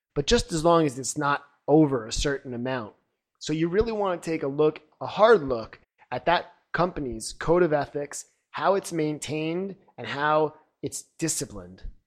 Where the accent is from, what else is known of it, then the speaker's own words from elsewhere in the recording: Long Island, New York, United States; now in China; I'm originally from Long Island, New York